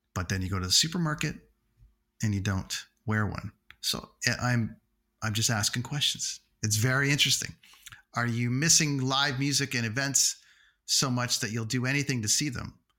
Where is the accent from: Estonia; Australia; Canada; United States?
Canada; Toronto, Ontario; in my hometown